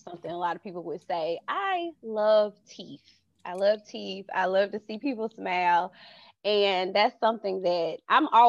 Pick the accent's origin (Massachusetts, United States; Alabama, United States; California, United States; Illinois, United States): Alabama, United States; Birmingham; I am from Birmingham, Alabama